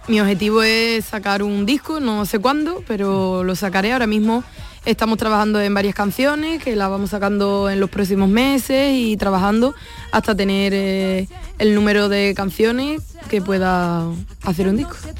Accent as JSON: {"language": "Spanish", "town": "Isla Cristina", "region": "Andalusia", "country": "Spain", "said": "soy de Isla Cristina, pero me considero media lepera porque mis raíces también vienen de ahí"}